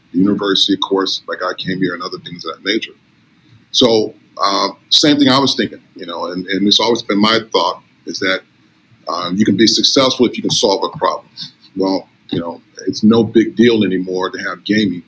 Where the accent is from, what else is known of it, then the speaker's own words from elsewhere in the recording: Inglewood, California, United States; moved away as an adult; now in Las Vegas, United States; I, I grew up in Los Angeles, California, and um, uh, Inglewood, California